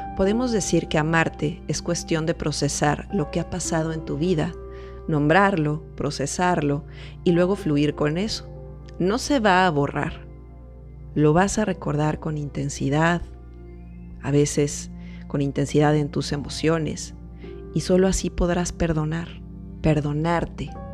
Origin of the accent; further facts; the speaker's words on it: Mexico; psicóloga mexicana